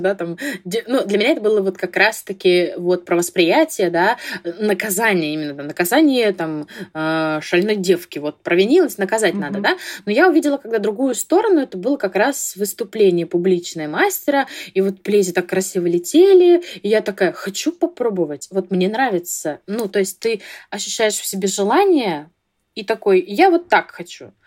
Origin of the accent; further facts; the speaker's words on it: Vladivostok, Primorsky Krai, Russia; я из Владивостока